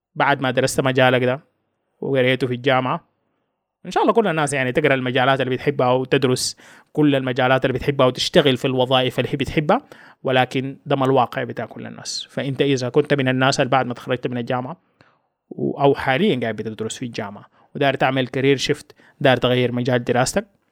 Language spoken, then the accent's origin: Arabic; Sudan; هنا في بلدنا السودان